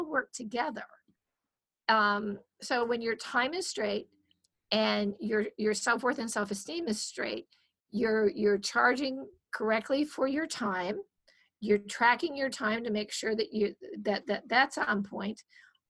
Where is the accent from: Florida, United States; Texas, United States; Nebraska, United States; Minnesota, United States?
Minnesota, United States; now in California, United States; I'm from Minnesota. I don't like the cold. There's a reason I'm in California.